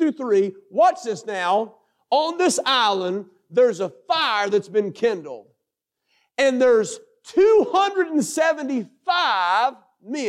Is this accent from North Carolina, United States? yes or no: yes; North Carolina, United States; I come from North Carolina